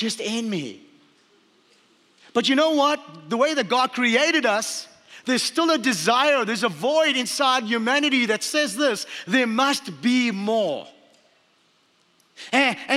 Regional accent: Port Elizabeth, Eastern Cape, South Africa; moved away; also born or lived in Hawaii; I was born in Port Elizabeth, South Africa.

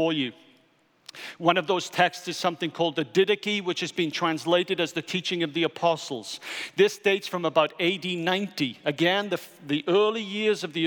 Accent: Wales, United Kingdom; I'm Welsh

